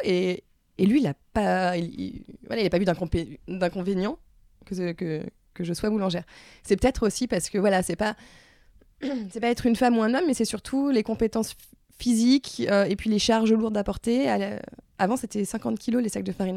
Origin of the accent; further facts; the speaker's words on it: La Rochelle, Nouvelle-Aquitaine, France; also born or lived in Strasbourg; now in Paris, France; je suis née à La Rochelle. Euh, j'ai habité pendant 9 ans à Strasbourg et je suis revenue à La Rochelle.